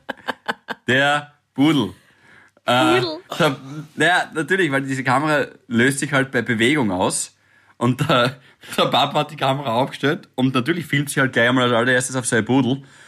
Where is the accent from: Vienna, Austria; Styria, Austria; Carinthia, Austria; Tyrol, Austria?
Styria, Austria; als Steirer